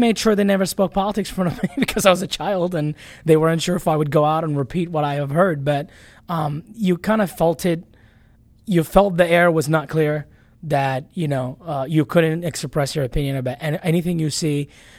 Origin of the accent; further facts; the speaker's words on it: Baghdad, Baghdad Governorate, Iraq; Yes, I was. Born and raised in Baghdad, Iraq.